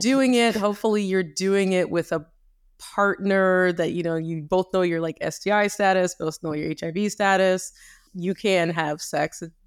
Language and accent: English; Canada; I grew up in Canada.